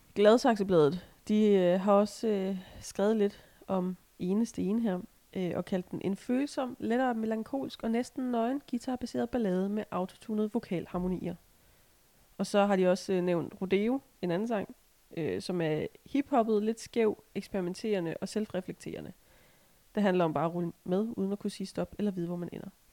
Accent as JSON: {"language": "Danish", "area": "Assens Municipality", "region": "Southern Denmark", "country": "Denmark", "said": "det er jo ikke helt der, hvor jeg kommer fra. Men det er fandme tæt nok"}